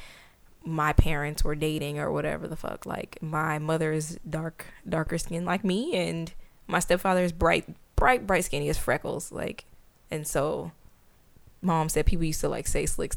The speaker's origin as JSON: {"language": "English", "town": "Tampa", "region": "Florida", "country": "United States", "tie": "born or raised there", "said": "growing up where I grew up in Florida, like in Tampa"}